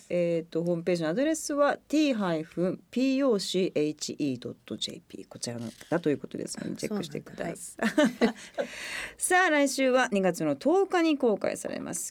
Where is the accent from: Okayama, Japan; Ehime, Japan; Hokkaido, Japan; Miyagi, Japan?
Okayama, Japan; 私地元岡山なんで